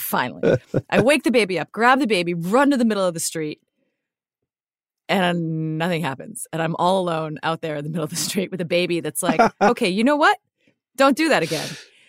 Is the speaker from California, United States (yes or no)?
no; Hawaii, United States; So I grew up in Hawaii. And because it's a very geologically active region, there are different stories that explain why.